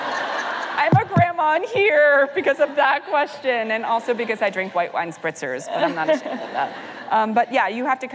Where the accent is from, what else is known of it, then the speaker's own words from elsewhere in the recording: New York, United States; I'm a first-generation American. I grew up here in New York